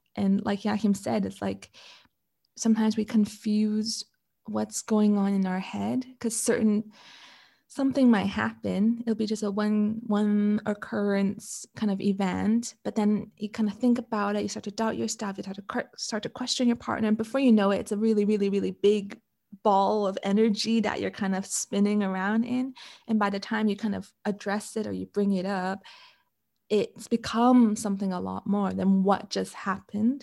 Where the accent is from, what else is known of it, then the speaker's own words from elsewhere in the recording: Canada; moved away as an adult; now in Switzerland; I'm Canadian